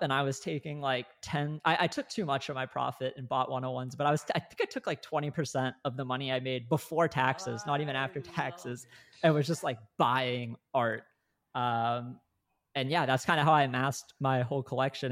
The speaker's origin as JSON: {"language": "English", "region": "Northeast Ohio", "country": "United States", "tie": "born or raised there", "said": "I grew up in Northeast Ohio"}